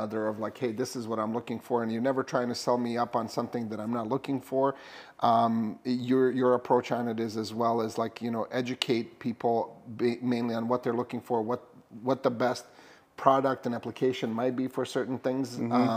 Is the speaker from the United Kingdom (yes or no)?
no; Bosnia & Herzegovina; now in Minnesota, United States; I'm from Bosnia